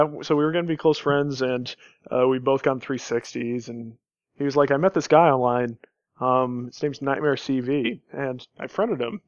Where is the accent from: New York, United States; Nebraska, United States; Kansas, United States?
Kansas, United States; I grew up in Kansas.